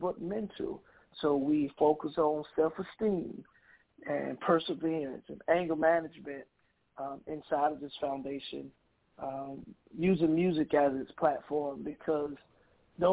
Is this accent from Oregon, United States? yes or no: no; Mississippi, United States; now in Milwaukee, United States; my hometown in Mississippi